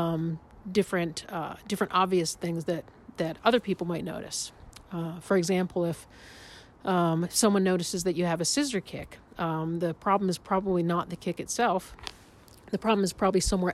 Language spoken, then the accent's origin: English; Pittsburgh, Pennsylvania, United States; I'm from Pittsburgh.